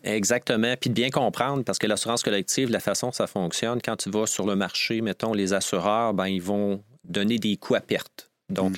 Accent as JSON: {"language": "French", "area": "Montreal region", "region": "Quebec", "country": "Canada", "tie": "born or raised there", "also_born_or_lived": "Drummondville, Quebec", "said": "On a déménagé dans la région de Montréal"}